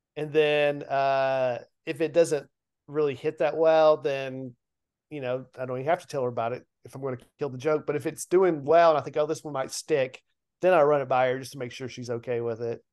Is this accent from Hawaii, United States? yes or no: no; Lebanon, Tennessee, United States; my hometown of Lebanon